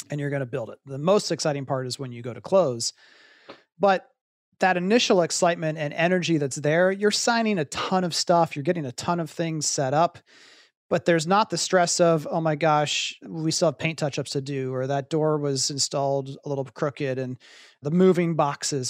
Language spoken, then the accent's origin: English; Columbus, Ohio, United States; moved away as an adult; also born or lived in Pittsburgh, Pennsylvania; I grew up in Columbus, Ohio